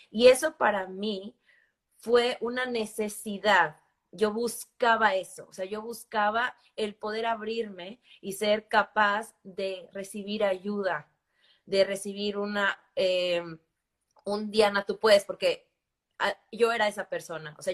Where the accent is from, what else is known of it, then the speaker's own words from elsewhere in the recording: Campeche, Mexico; yo crecí en México, crecí en una, en una ciudad eh, hermosa, muy pequeña, que se llama Campeche, que es, en la, bahía, en el Golfo de México.